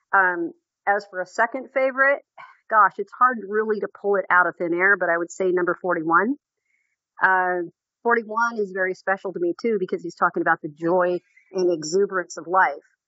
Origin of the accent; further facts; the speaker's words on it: Seattle, Washington, United States; I was born and raised in Seattle, Washington.